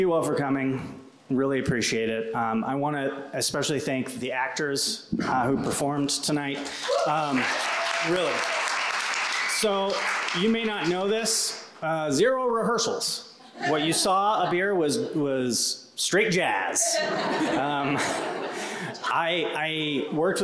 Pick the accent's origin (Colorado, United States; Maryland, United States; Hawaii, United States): Colorado, United States; Western Slope; I'm from the Western Slope. My mom had crippling rheumatoid arthritis, and it would take us 5 hours to get across the pass